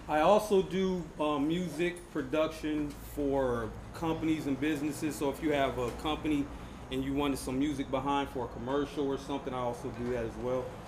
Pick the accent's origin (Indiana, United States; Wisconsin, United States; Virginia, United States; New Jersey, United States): Indiana, United States; Fort Wayne; moved away as an adult; now in Puerto Viejo, Costa Rica; I'm from Indiana, Fort Wayne, Indiana, United States